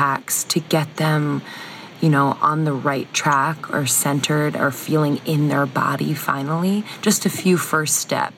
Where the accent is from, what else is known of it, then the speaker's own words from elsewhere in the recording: East Coast, United States; moved away; I just went home back to the East Coast and, you know, being around friends and family in my hometown